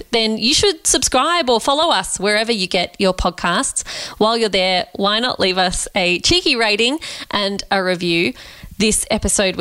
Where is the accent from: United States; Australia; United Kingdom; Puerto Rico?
Australia; Canberra, Australian Capital Territory; Canberra, my hometown